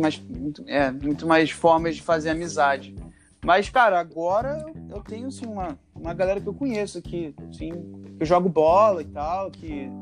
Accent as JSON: {"language": "Portuguese", "region": "Rio de Janeiro", "country": "Brazil", "tie": "born or raised there", "also_born_or_lived": "Iowa, United States", "moved": "as an adult", "lives_now": "Massachusetts, United States", "said": "eu nasci aqui, mas cresci no, no, no Rio"}